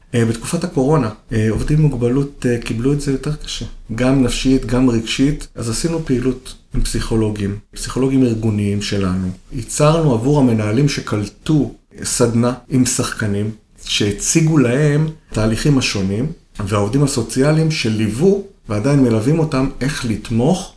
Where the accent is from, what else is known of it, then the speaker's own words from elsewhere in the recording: Kiryat Yam, Haifa District, Israel; אני גדלתי בקריית ים, עיר שהיא קולטת עלייה.